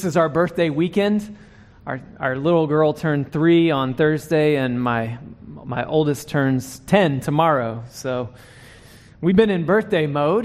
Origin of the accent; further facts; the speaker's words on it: North Carolina, United States; now in Dallas, United States; I'm from North Carolina